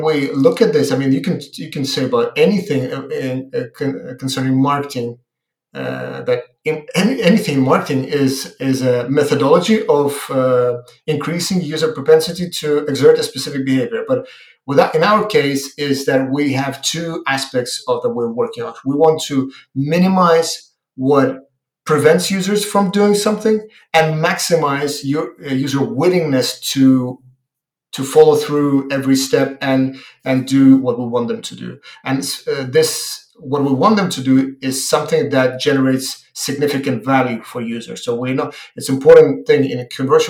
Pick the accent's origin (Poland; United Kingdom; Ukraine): Ukraine; I am from Ukraine